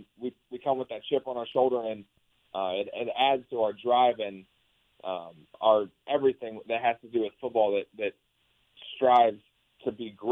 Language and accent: English; Columbus, Ohio, United States; moved away as an adult; also born or lived in Michigan; I grew up in Columbus, Ohio, about 5 minutes from Ohio State